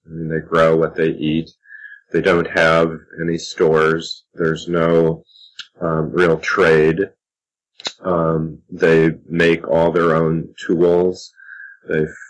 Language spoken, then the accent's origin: English; Indiana, United States; growing up in Indiana, here in the Midwest of the U.S.